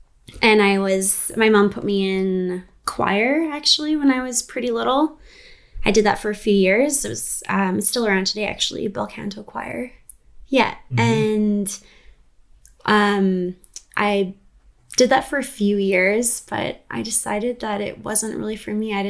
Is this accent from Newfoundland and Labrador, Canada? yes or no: no; Prince George, British Columbia, Canada; I'm actually from Prince George. I was born and raised here